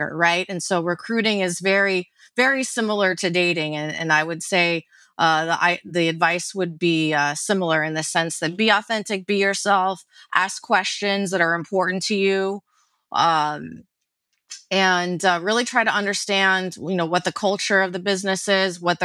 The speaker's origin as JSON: {"language": "English", "region": "New York", "country": "United States", "said": "being a New Yorker"}